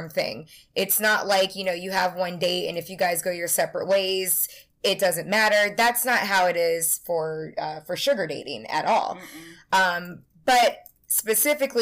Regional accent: Tampa, Florida, United States; I'm from Tampa

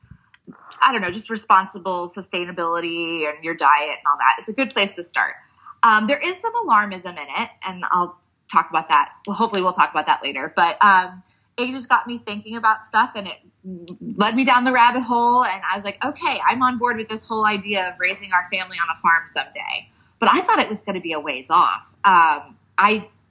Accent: Texas, United States; I grew up in Texas

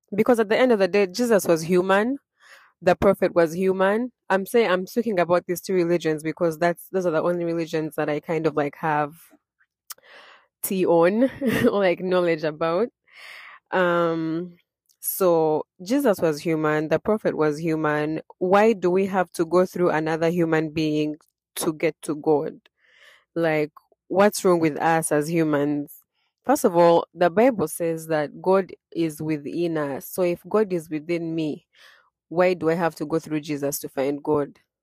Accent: Uganda; born and raised in Uganda, I was raised Christian

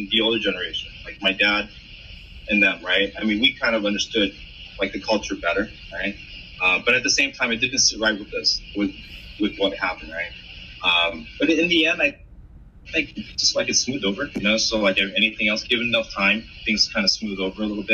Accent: Los Angeles, California, United States; born or raised there; also born or lived in South Korea

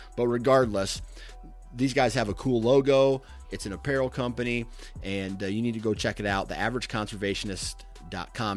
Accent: Iowa, United States; I'm from Iowa

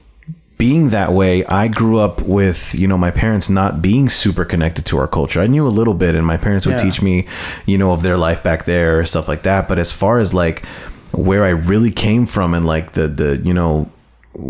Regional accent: United States; born as American and growing up as an American

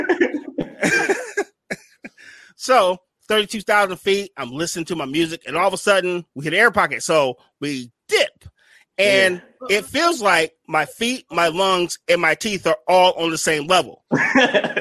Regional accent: Detroit, Michigan, United States; I'm from Detroit

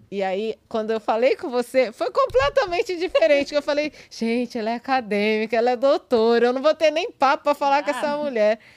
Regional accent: Minas Gerais, Brazil; porque eu sou mineira, tenho uma outra realidade

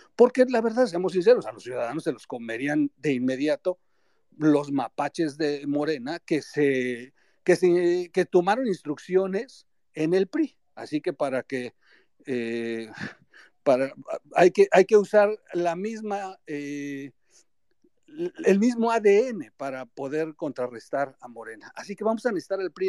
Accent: Mexico; todos somos mexicanos

